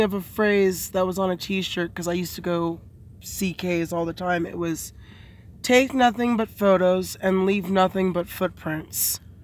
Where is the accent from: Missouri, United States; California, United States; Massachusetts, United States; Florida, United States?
California, United States; I grew up in California